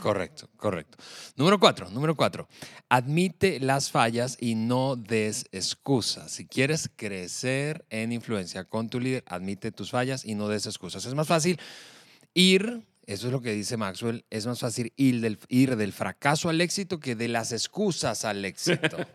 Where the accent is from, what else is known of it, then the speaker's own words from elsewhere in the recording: Venezuela; moved away as an adult; now in Mexico; llegamos eh, eh, a, México, de nuestro país de origen, de Venezuela